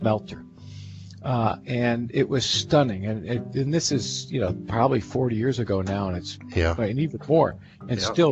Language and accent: English; eastern Pennsylvania, United States; I grew up in Pennsylvania, eastern Pennsylvania